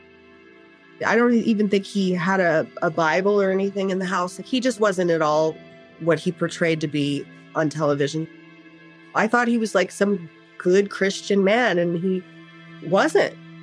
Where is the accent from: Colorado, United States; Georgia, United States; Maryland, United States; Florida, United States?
Colorado, United States; Pueblo; I'm from Pueblo, Colorado. I grew up the same place Tony did